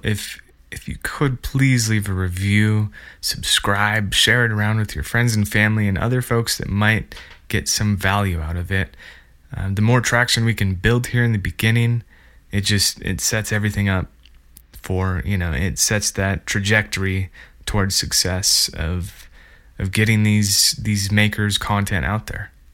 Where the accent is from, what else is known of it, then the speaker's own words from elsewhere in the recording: central Montana, United States; I'm from the central flatter part of Montana, and then after high school, moved westward towards the mountains.